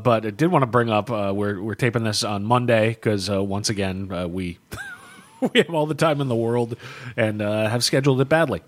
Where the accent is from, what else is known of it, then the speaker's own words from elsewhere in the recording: United States; I'm an American